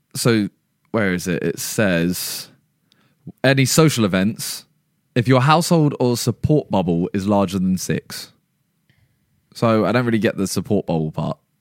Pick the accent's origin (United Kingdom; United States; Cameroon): United Kingdom; England; we're English